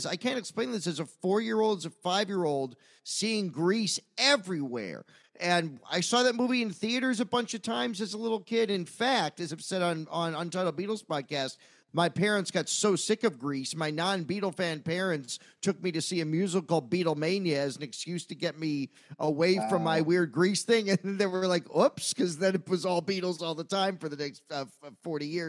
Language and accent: English; United States; as an American who was real patriotic at the time